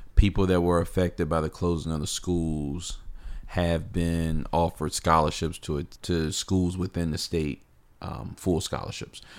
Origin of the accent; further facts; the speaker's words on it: Virginia, United States; my home state, Virginia.